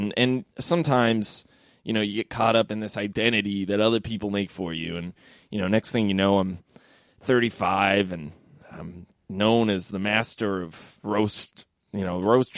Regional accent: Petaluma, California, United States; now in Glendale, United States; I'm from Petaluma, California.

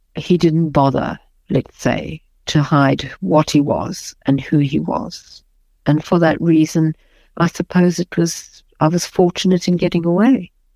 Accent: South Africa; moved away; I might be a white South African, but I'm as South African as anybody else

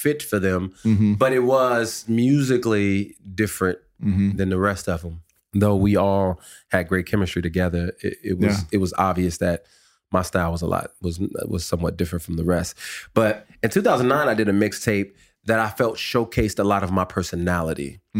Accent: the West, United States; They were all from the South. I was from the West.

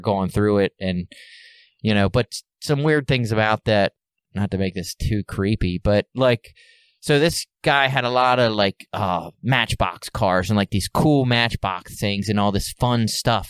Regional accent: Baltimore, Maryland, United States; I was born and raised in Baltimore City.

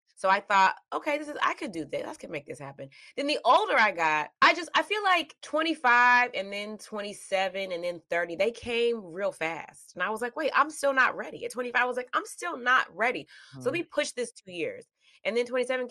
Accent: the South, Georgia, United States; also born or lived in Mississippi; I grew up in the South. I was born in Mississippi. Mm-hmm. I am from Georgia.

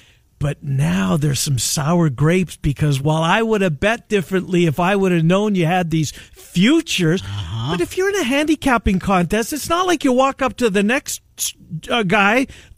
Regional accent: Canada; moved away; growing up in Canada.

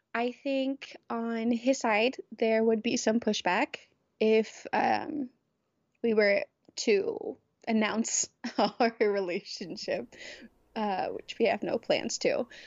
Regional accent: the South, United States; moved away as an adult; my experiences growing up in the South

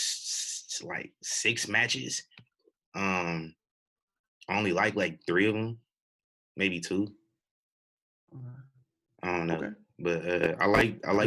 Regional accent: Omaha, Nebraska, United States; I'm from Omaha

